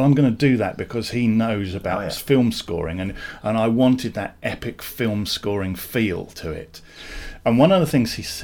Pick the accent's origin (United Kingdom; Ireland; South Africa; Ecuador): United Kingdom; Sussex, South East England; also born or lived in Redruth, Cornwall; I was born in Cornwall, and we moved to Sussex when I was very, very young.